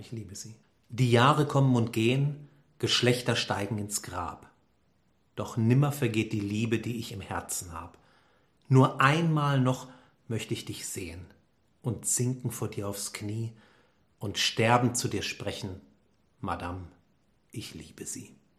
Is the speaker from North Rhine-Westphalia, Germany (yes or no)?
yes; Düsseldorf area, North Rhine-Westphalia, Germany; ich komme aus der Gegend